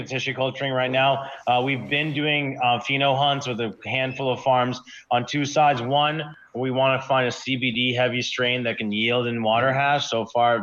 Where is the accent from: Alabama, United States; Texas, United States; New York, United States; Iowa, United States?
Iowa, United States; now in Humboldt County, United States; I come from Iowa. I grew up in Iowa.